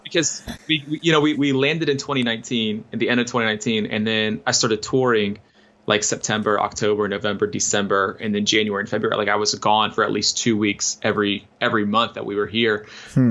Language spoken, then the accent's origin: English; Oviedo, Florida, United States; moved away as an adult; also born or lived in Wisconsin / Texas; now in Nashville, United States; I'm from Orlando. I grew up in a town called Oviedo, which is like like 20 minutes outside